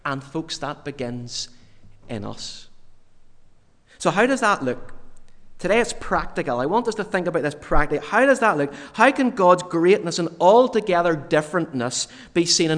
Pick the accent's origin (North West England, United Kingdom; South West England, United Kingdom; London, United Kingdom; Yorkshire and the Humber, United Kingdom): Yorkshire and the Humber, United Kingdom; I was born in Yorkshire in the north of England.